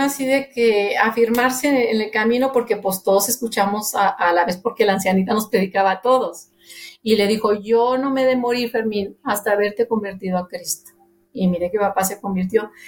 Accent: Monterrey, Nuevo León, Mexico; soy de Monterrey, Nuevo León, México. Este, nacida allí en el mero centro de Monterrey

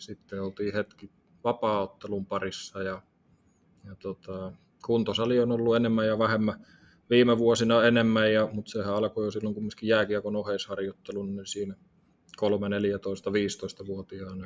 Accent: Tampere, Pirkanmaa, Finland; Tampereella syntynyt

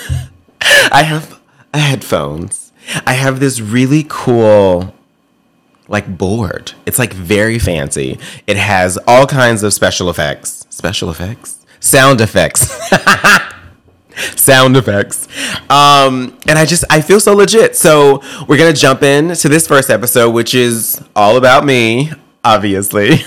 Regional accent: Memphis, Tennessee, United States; I grew up in Memphis, Tennessee, and I lived in South Memphis

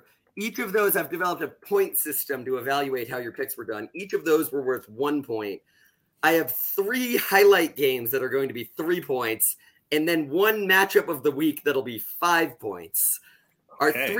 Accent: Florida, United States; I'm born and raised in Florida.

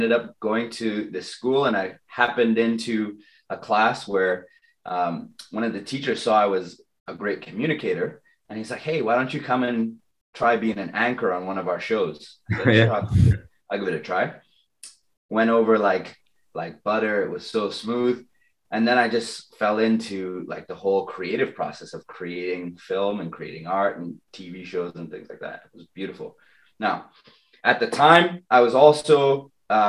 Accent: Trinidad & Tobago; moved away; also born or lived in London; I lived in London, but you know what? I'm originally from Trinidad.

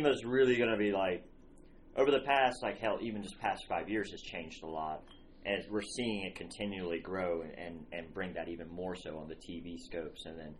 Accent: Louisiana, United States; I grew up in Louisiana, and you know, I have family that came not too long, recently

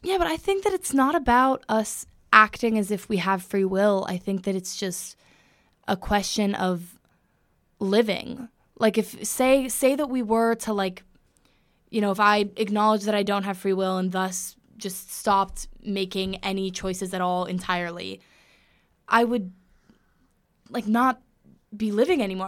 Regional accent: Los Angeles, California, United States; moved away as an adult; now in Connecticut, United States; I'm from Los Angeles, California

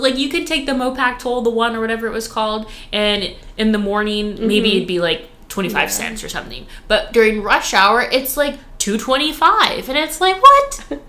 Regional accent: California, United States; also born or lived in Austin; now in Dallas, United States; I'm from California, so I'm still adjusting to the weather.

